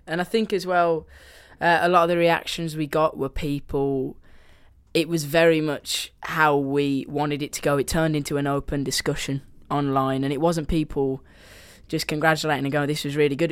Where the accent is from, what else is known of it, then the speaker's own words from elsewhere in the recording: Birmingham, West Midlands, United Kingdom; accent: Brummy; my Brummy accent